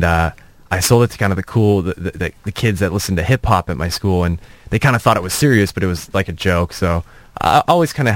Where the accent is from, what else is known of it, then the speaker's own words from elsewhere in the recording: Orange County, California, United States; I grew up in Orange County